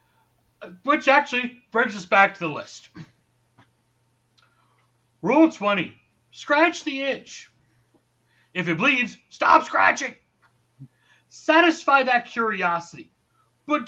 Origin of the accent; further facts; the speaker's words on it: New York, United States; as a New Yorker